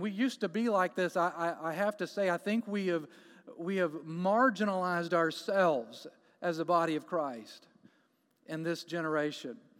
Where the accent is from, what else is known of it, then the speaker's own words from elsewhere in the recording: Jacksonville, Florida, United States; moved away as an adult; now in Canton, United States; We are from Jacksonville, Florida